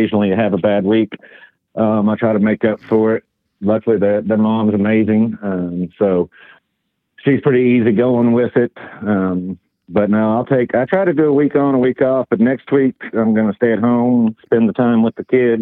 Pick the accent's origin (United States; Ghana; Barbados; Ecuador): United States; the South; accent: southern; my southern accent that people don't expect from me when they see Illinois plates